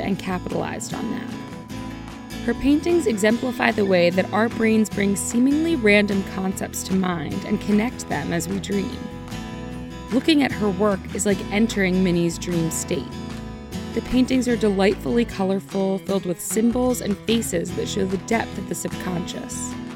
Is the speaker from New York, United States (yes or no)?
no; North Carolina, United States; my home state of North Carolina